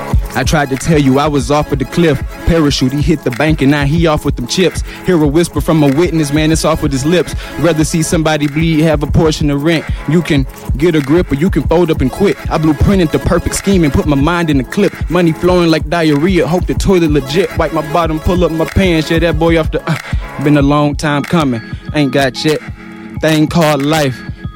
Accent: Atlanta, Georgia, United States; I'm from Atlanta.

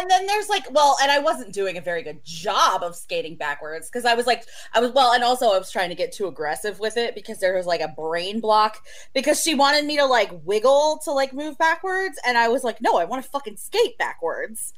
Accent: Oklahoma, United States; you are raised with in Oklahoma

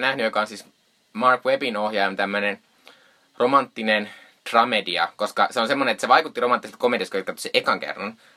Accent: Joensuu, North Karelia, Finland; moved away; tuolla kotopuolessa Joensuussa

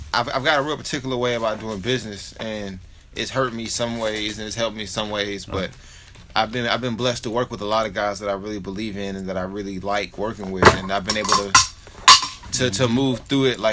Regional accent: Nashville, Tennessee, United States; I'm from Nashville

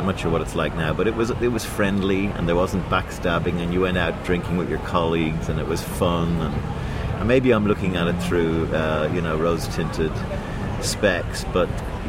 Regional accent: Dublin, Leinster, Ireland; moved away as an adult; also born or lived in Sydney; Dublin, my hometown

